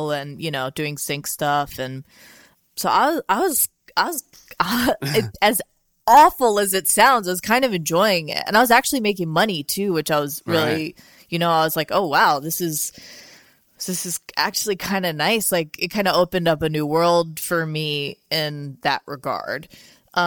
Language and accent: English; Louisiana, United States; now in Portland, United States; I'm from Louisiana originally